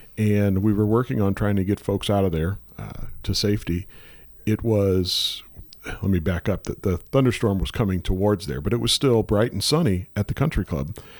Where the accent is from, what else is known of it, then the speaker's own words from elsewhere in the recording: St. Louis, Missouri, United States; Born and raised in Saint Louis. Uh, spent, uh, again, all my life here